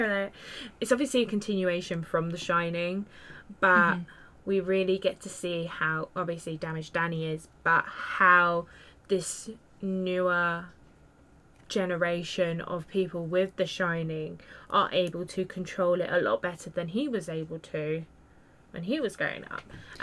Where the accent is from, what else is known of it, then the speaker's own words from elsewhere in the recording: United Kingdom; Me being British